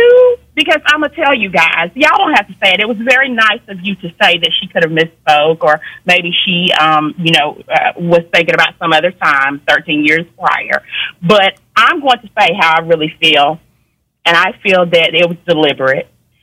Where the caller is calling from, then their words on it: Georgia, United States; I'm calling from Georgia.